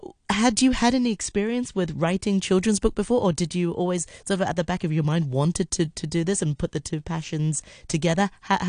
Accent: Hong Kong; I grew up in Hong Kong

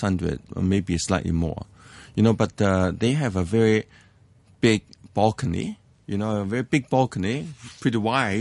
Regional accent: Hong Kong; English is a second language; I was born in Hong Kong. I, I grew up in Hong Kong.

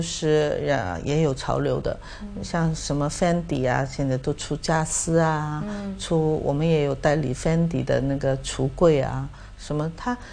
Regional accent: Hong Kong; 我香港人

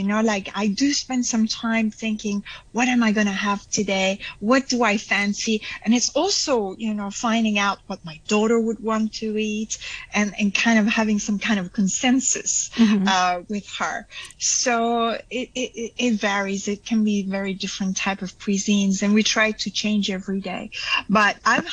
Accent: Belgium; I'm from Belgium

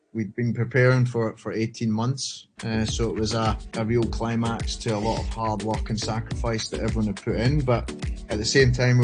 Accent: Scotland, United Kingdom; now in Hong Kong; grew up in Scotland, as you can tell by the accent

